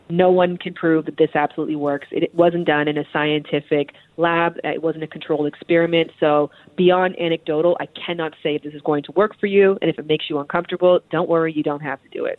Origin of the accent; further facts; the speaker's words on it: Toronto, Ontario, Canada; I'm from Toronto, Canada